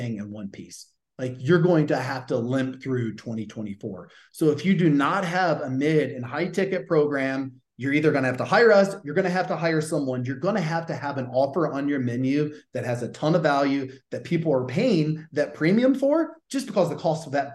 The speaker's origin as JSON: {"language": "English", "region": "the South", "country": "United States", "accent": "Southern", "said": "my Southern accent"}